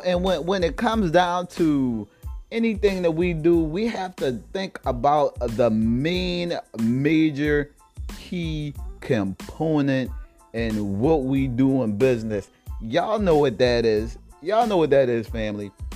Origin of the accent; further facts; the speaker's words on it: South Carolina, United States; South Carolina, my home state